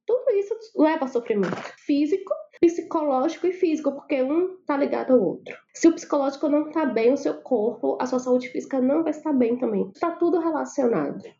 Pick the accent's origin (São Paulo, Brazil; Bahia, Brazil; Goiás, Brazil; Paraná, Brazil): Bahia, Brazil; Salvador; Eu sou baiana de Salvador, minha família fala alto por natureza